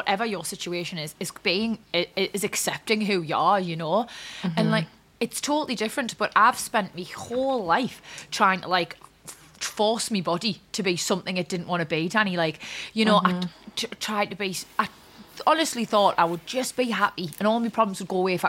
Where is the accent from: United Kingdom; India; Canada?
United Kingdom; Newcastle upon Tyne, North East England; I'm East End